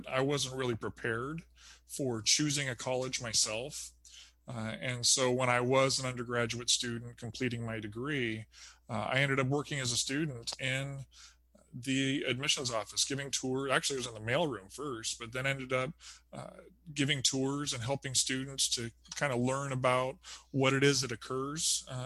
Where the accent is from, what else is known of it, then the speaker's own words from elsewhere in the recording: United States; moved away as an adult; also born or lived in California / Arizona / Southern Indiana; now in Indiana, United States; I grew up in California and Arizona